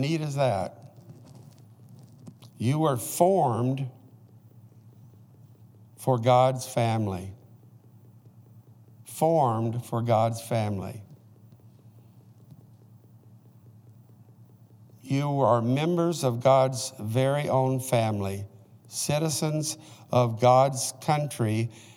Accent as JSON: {"language": "English", "region": "Oklahoma", "country": "United States", "tie": "born or raised there", "said": "when I was a boy growing up in Oklahoma"}